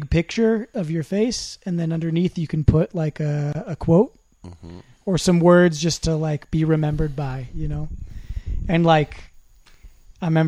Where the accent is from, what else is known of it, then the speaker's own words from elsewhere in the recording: California, United States; as a Californian coming here